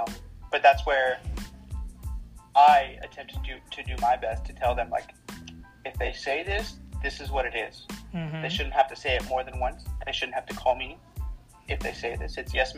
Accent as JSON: {"language": "English", "town": "Uvalde", "region": "Texas", "country": "United States", "tie": "born or raised there", "said": "27 years old. I was born in Uvalde, Texas. South Texas, and I moved around a lot for a few different reasons."}